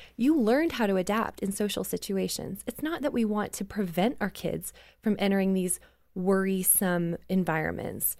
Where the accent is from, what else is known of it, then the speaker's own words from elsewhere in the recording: Canada; I grew up in Canada, right? So we're, like, wearing coats all the time